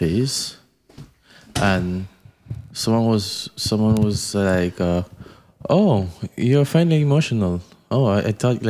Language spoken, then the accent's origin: English; Haiti; Because as I said, I'm originally from Haiti. My parents are Haitian and all.